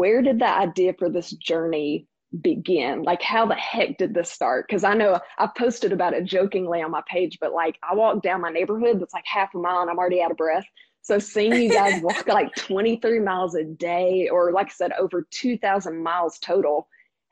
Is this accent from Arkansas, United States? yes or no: yes; Conway, Arkansas, United States; I am from Conway, Arkansas